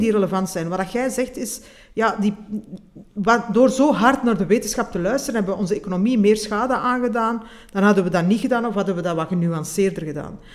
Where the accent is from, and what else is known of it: Belgium